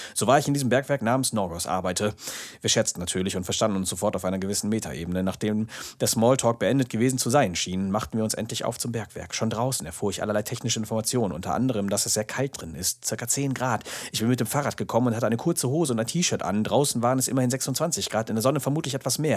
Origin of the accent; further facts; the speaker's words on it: OWL, Porta Westfalica / Paderborn, North Rhine-Westphalia, Germany; hier in meiner Heimat oder in OWL